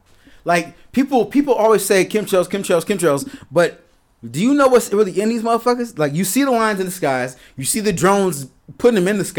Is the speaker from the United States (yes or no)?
yes; Chicago, Illinois, United States; I'm from Chicago.